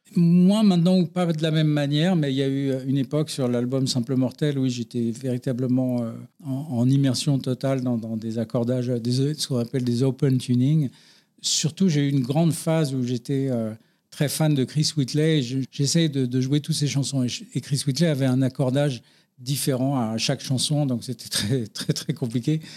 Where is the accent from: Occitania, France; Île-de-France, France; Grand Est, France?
Île-de-France, France; Paris; je suis né à Paris euh, d'un papa et d'une maman qui habitaient dans le 17e